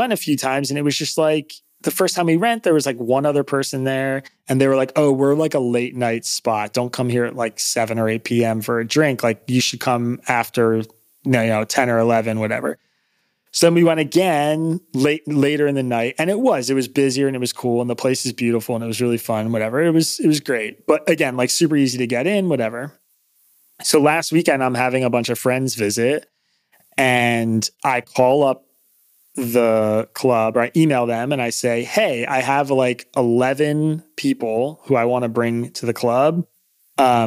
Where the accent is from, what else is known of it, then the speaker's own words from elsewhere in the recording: New York, United States; moved away as an adult; now in Philadelphia, United States; I'm from New York. I'm new to Philly